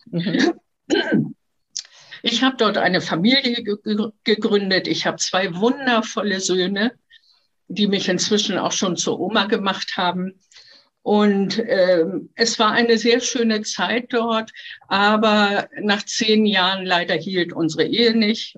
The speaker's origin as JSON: {"language": "German", "region": "Hamburg", "country": "Germany", "tie": "born or raised there", "also_born_or_lived": "Halberstadt", "said": "Ich bin in Halberstadt geboren und mit dem fünften Lebensjahr nach Hamburg gekommen und hier bin ich aufgewachsen"}